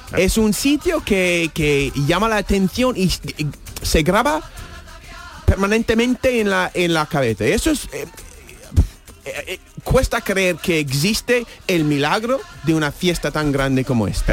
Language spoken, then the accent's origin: Spanish; New York, United States; Spanish is a second language; now in Spain; como neoyorquino